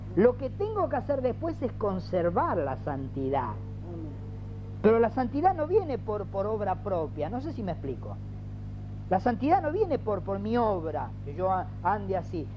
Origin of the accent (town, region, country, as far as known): Ciudadela, Buenos Aires Province, Argentina